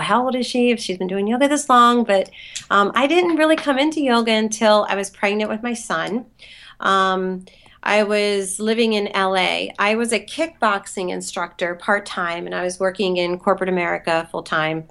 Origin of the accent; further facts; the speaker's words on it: Philadelphia, Pennsylvania, United States; moved away as an adult; also born or lived in Los Angeles; I grew up in Philly